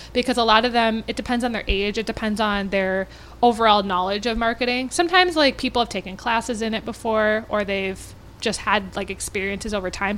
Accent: Minnetonka, Minnesota, United States; I grew up in Minnetonka

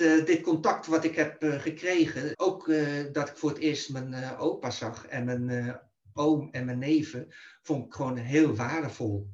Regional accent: The Hague, South Holland, Netherlands; ik ben in 1956 geboren in Den Haag dus in Nederland.

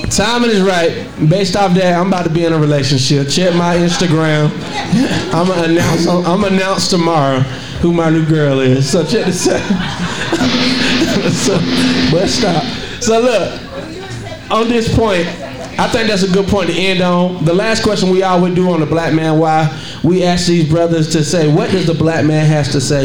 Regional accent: Monroe, Georgia, United States; moved away as an adult; also born or lived in Lithonia, Georgia; I love that I'm from Monroe. I'm from a small country town where everybody knows everybody

